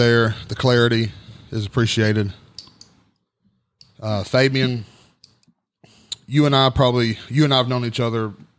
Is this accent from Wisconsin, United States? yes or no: no; Grainger County, Tennessee, United States; I grew up in Granger County, so I didn't have a lot of experience with black people.